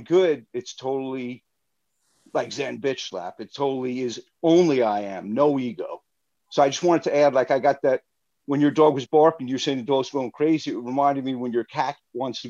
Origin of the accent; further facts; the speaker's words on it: Rockville Centre, New York, United States; now in Long Island City, United States; I'm originally from Rottweil Center.